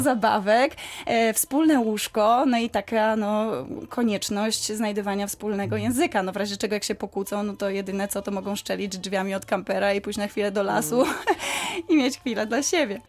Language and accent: Polish; Wrocław, Lower Silesian Voivodeship, Poland; wracaliśmy co chwila do rodzinnego Wrocławia